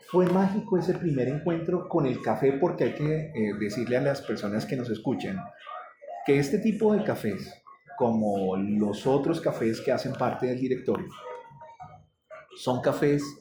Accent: Colombia; yo soy colombiano

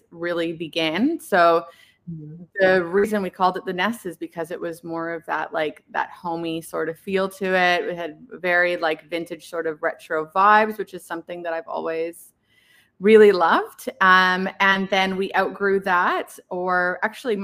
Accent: Canada; moved away as an adult; now in Perth, Australia; I'm actually from Canada. I moved here about 15 or 16 years ago

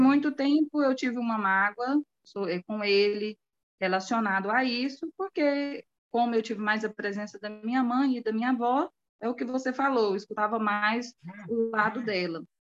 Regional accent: Anápolis, Goiás, Brazil; Eu sou de Anápolis, uhum. Goiás

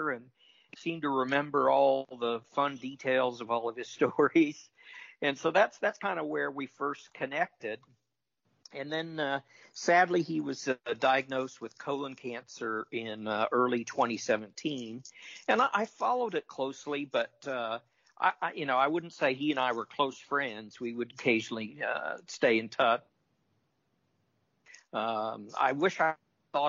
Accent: Topeka, Kansas, United States; my hometown, I mentioned earlier, Topeka, Kansas

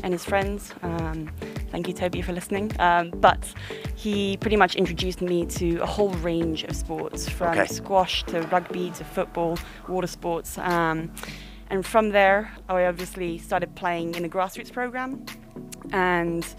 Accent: Hong Kong; I'm born and bred in Hong Kong

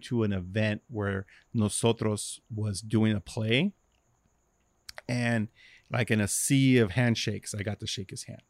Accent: Los Angeles, California, United States; I grew up in Watts

